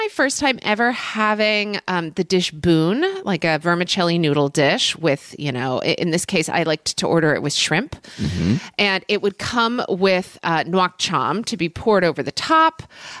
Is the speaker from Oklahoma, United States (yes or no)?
yes; Oklahoma City, Oklahoma, United States; I grew up in Oklahoma City, Oklahoma, where actually there was some pretty great Vietnamese food.